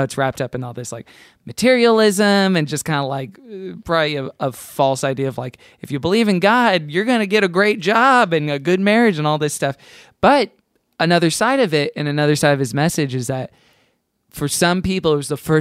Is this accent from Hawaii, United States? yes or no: no; Houston, Texas, United States; I grew up in Houston